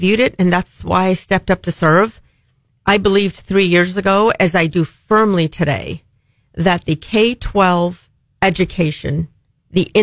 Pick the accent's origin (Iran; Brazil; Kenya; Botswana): Iran; now in United States; I'm from Iran